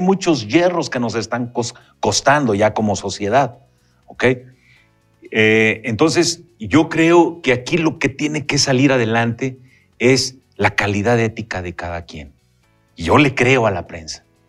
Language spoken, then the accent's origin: Spanish; Durango, Mexico; los duranguenses entendamos